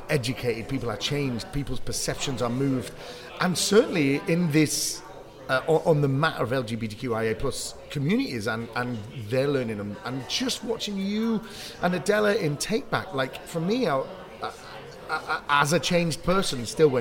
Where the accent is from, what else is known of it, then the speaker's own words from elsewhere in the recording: Bury, North West England, United Kingdom; moved away; I'm from Bury.